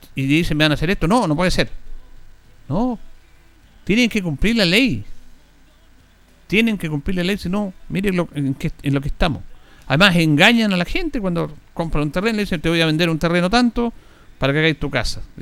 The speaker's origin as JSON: {"language": "Spanish", "country": "Chile", "said": "Somos especialistas los chilenos"}